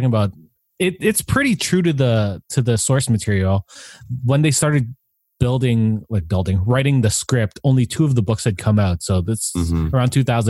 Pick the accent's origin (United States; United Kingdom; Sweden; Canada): Canada; being Canadian